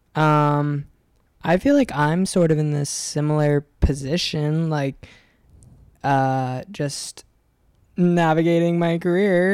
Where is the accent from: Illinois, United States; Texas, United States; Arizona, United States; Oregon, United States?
Oregon, United States; moved away as an adult; also born or lived in Encinitas, California; now in Los Angeles, United States; I was like 18, so I moved away from Oregon, and I lived in Encinitas